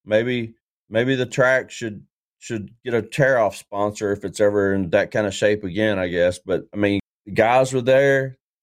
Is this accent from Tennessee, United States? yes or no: yes; Tennessee, United States; I'm from Tennessee